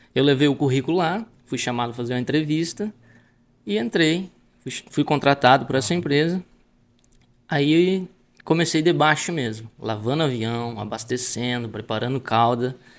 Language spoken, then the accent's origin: Portuguese; Palmares do Sul, Rio Grande do Sul, Brazil; moved away; É, sou gaúcho, né? Nasci em Palmares do Sul, é né? uma cidade que fica no leste do estado do Rio Grande do Sul